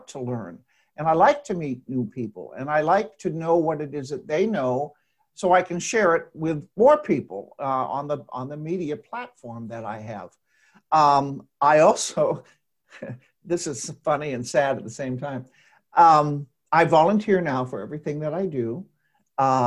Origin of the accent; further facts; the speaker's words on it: Dayton, Ohio, United States; now in Indianapolis, United States; I'm originally from Dayton, Ohio